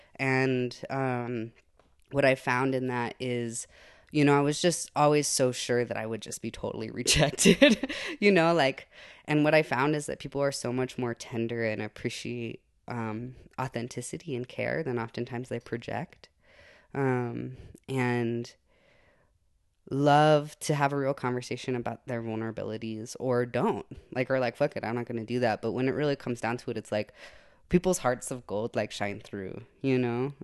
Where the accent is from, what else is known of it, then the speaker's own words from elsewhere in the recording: Santa Fe, New Mexico, United States; I was born in Santa Fe and, um, grew up in that area